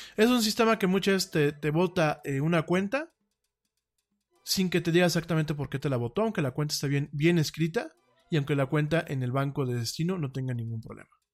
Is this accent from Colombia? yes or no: no; Mexico